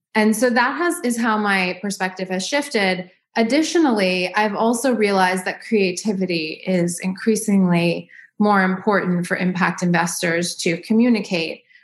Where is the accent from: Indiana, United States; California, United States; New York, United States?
New York, United States; New York City; also born or lived in Los Angeles; now in Dallas, United States; I grew up in New York City.